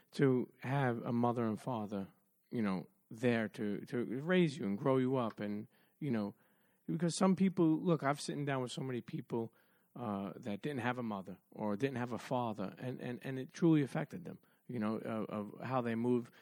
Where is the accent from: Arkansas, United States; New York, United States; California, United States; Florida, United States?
New York, United States; New York City; also born or lived in Bensonhurst, Brooklyn; I grew up in Coney Island in Brooklyn. Then we moved to Bensonhurst.